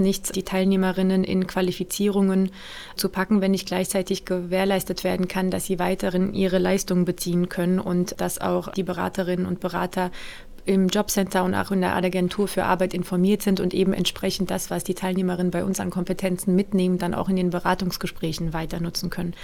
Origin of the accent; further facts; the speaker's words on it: Frankfurt am Main, Hesse, Germany; also born or lived in Mainz; Ich bin ja gebürtige Frankfurterin